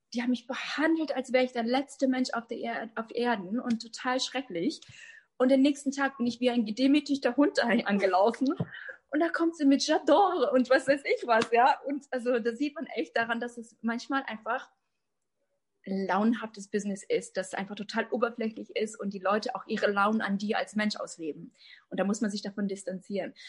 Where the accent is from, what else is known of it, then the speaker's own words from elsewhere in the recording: Germany; ich bin Deutsch, aus Deutschland, ne? tschechische Wurzeln aus Deutschland